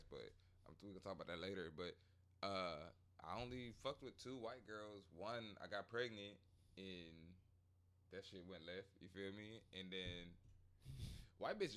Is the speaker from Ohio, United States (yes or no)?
yes; Ohio, United States; moved away; That's where I'm from. I was born in Ohio